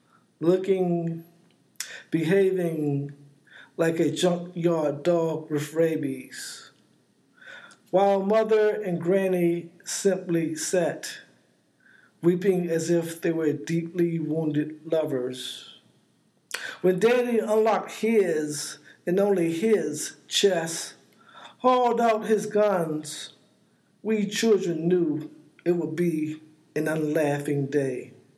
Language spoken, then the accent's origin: English; East Coast, United States; I'm 60-something, born and raised on the East Coast, both in the South and the North, both in segregated communities and integrated communities.